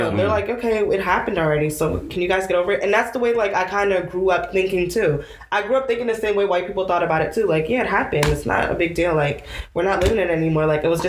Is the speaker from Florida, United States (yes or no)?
no; New Jersey, United States; I'm from New Jersey, but I'm Nigerian.